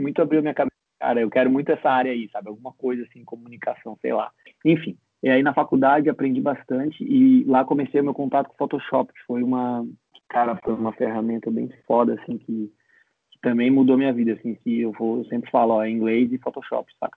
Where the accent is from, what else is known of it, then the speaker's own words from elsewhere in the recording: Florianópolis, Santa Catarina, Brazil; also born or lived in Gold Coast, Australia; Eu sou aqui de Floripa, vivi praticamente a minha vida inteira aqui